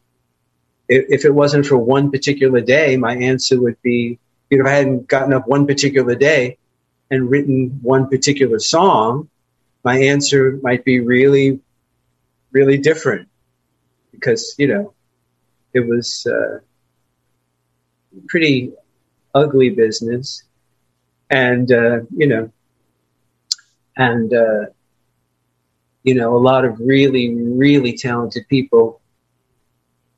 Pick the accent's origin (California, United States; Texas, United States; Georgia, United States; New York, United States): New York, United States; New York City; also born or lived in Long Island, New York / Manhattan, New York; I was born in Brooklyn, borough of New York City. And then we did what everybody did. We moved to Long Island